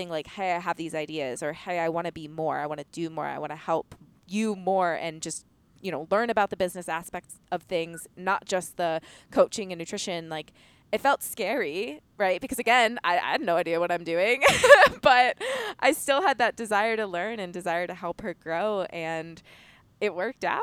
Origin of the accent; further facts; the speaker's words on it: Pennsylvania, United States; moved away as an adult; also born or lived in Florida; I grew up in Pennsylvania